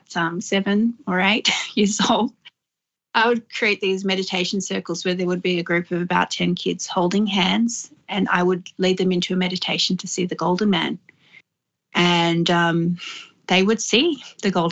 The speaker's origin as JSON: {"language": "English", "area": "Lower Blue Mountains", "region": "New South Wales", "country": "Australia", "tie": "born or raised there", "also_born_or_lived": "Sydney", "said": "I was raised in the Lower Mountains and in Sydney, back and forth, but mainly grew up in the Lower Blue Mountains"}